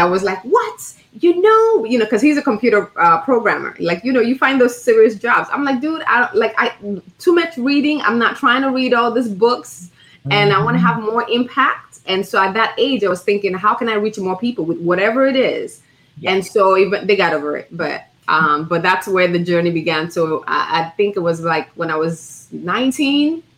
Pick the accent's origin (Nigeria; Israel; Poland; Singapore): Nigeria; also born or lived in Chicago, United States; I was born in Chicago, raised in Nigeria